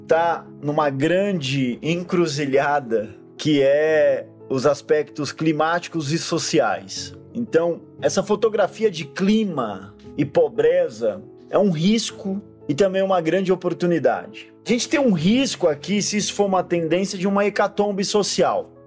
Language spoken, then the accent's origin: Portuguese; Brazil